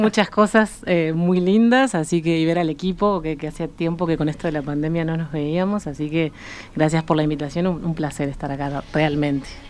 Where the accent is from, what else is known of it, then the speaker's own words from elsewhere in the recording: Uruguay; moved away as an adult; also born or lived in Mexico; uruguaya que estaba en México